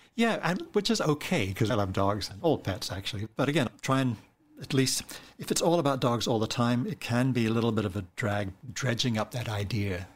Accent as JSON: {"language": "English", "country": "New Zealand", "tie": "born or raised there", "moved": "yes", "said": "I grew up in New Zealand"}